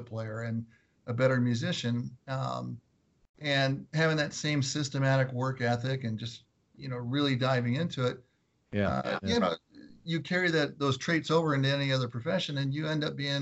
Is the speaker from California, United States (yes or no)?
yes; Southern California, United States; also born or lived in Los Angeles, California / Orange County, California; I grew up in Southern California, so I grew up around LA as a younger kid, and then we moved to Orange County and lived in Garden Grove and Huntington Beach